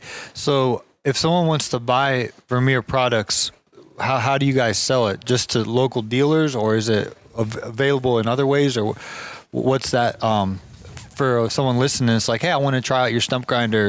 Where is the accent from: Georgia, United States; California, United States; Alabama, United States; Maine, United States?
Georgia, United States; I'm from Georgia.